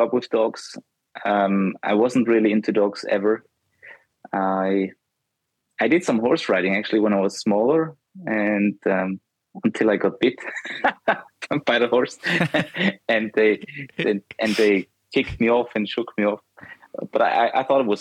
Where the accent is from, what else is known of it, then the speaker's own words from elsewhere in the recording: Austria; I'm from Austria.